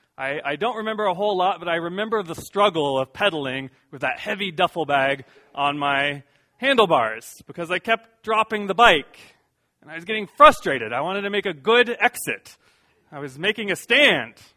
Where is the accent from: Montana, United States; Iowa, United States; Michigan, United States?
Iowa, United States; moved away; also born or lived in San Diego, California; Now I'm from Iowa